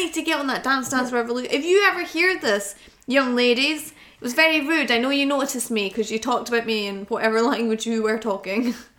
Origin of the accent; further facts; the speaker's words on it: United Kingdom; We're too British.